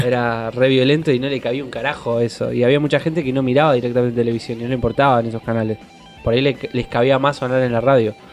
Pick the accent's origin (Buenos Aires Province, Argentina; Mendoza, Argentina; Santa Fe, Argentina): Buenos Aires Province, Argentina; Dock Sud; now in Banfield, Argentina; Yo salí de Docsud